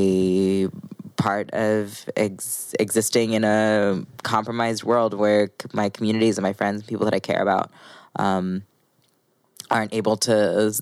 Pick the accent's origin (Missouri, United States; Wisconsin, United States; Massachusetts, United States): Missouri, United States; I grew up in Missouri.